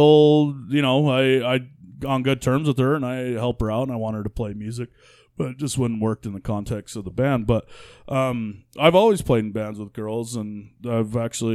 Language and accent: English; Fullerton, California, United States; moved away; also born or lived in Utah; I did grow up in a grade school mostly through, first to sixth grade in Southern California, Fullerton, right by Anaheim